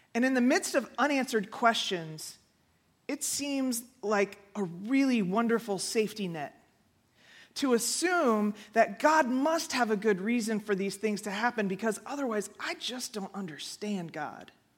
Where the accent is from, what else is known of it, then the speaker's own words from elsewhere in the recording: Houston, Texas, United States; moved away; I grew up in Houston